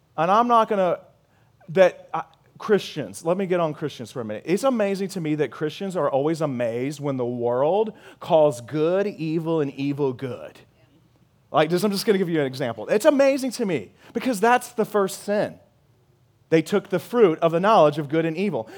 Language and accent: English; Missouri, United States; moved away as an adult; now in San Antonio, United States; I'm from Missouri